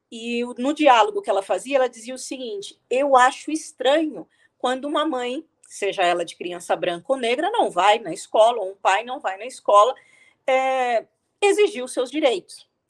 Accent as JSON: {"language": "Portuguese", "country": "Angola", "said": "Nós somos angolanos, nós somos africanos, mesmo com toda a diversidade que existe em termos étnicos, linguísticos, etc."}